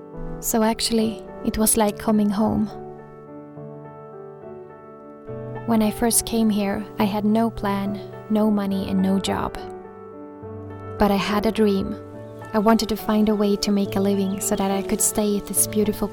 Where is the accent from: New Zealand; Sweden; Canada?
Sweden; Gothenburg, Västra Götaland; born or raised there; moved away as an adult; now in Grundtjärn, Sweden